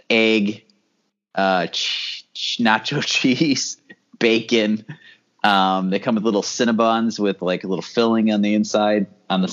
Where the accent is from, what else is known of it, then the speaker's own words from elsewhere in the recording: New Jersey, United States; moved away; I grew up in New Jersey